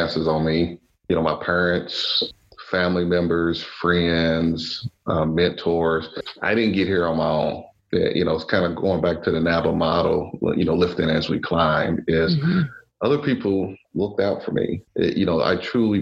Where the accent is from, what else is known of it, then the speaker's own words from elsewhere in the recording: Louisville, Kentucky, United States; this little African-American boy growing up in Louisville, Kentucky